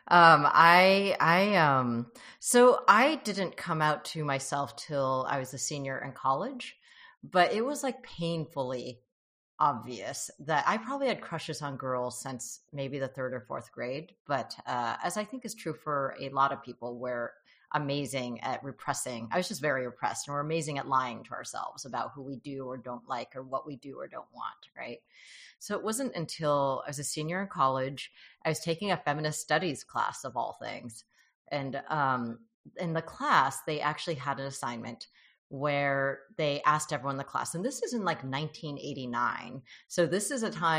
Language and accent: English; United States; born there; first language Mandarin; I was born here, I spoke Mandarin uh, as my first language. And my parents and I only spoke Mandarin with each other.